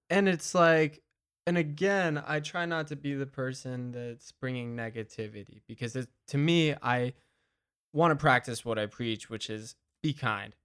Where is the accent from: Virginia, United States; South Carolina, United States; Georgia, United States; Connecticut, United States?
Georgia, United States; Madison; my hometown of Madison